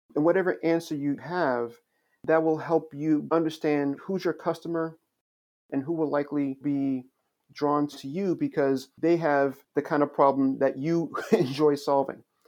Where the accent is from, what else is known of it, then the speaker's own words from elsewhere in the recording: Long Island, New York, United States; also born or lived in Queens, New York / Haiti (ancestry); I grew up in New York. Actually, I was born in Queens. My family is originally from Haiti, and so I grew up with many other immigrant children out on Long Island.